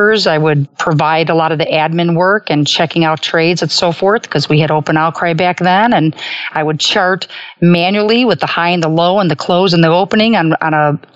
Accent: Chicago, Illinois, United States; I was fortunate growing up in the Gold Coast of Chicago

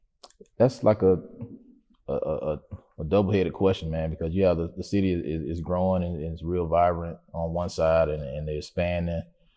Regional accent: Macon, Georgia, United States; Macon was a beautiful place for me growing up, even though, I was in an impoverished area, man.

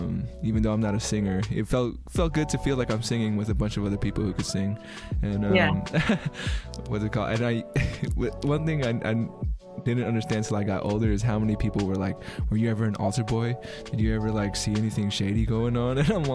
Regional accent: Philippines; And it was like, and I, like, for me being Filipino, I was like, what?

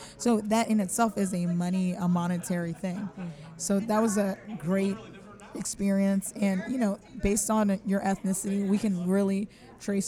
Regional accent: California, United States; now in Philadelphia, United States; I'm from California originally

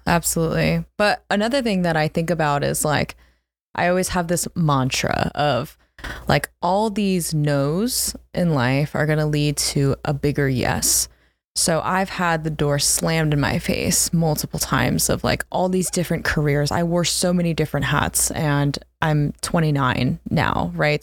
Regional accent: New Jersey, United States; also born or lived in Philadelphia; I grew up in South Jersey, so almost kind of a Philly girl

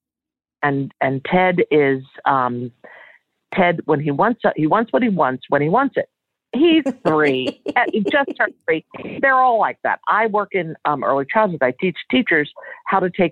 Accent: Wayne, Pennsylvania, United States; moved away as an adult; also born or lived in Philadelphia; now in Florida, United States; I grew up outside of Philadelphia, in Wayne, Pennsylvania.

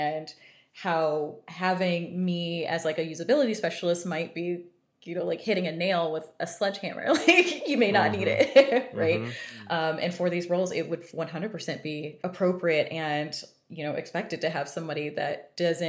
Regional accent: Texas, United States; I'm from Texas

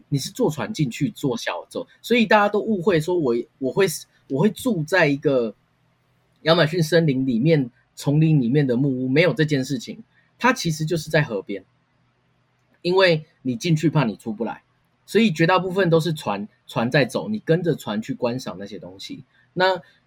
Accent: Taiwan; 我们台湾人

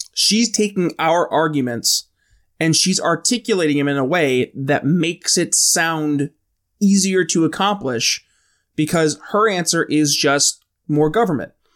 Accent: New York, United States; I'm from New York State, um, where we have fusion voting

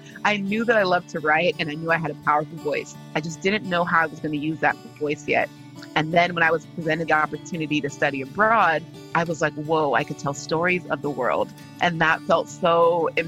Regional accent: California, United States; I am a daughter of two Nigerian immigrant parents, but I was born and raised in California

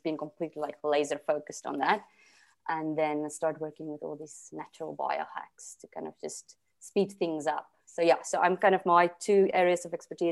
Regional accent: South Africa; now in Portugal; I'm originally from South Africa

